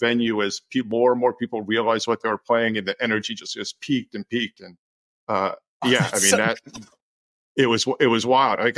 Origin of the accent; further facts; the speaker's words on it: New Jersey, United States; I was learning music, listening to everything I could growing up in New Jersey